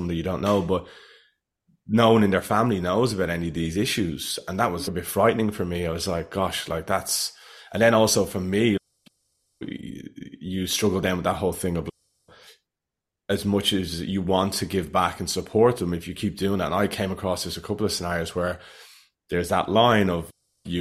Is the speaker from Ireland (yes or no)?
yes; Ireland; I'm from Ireland.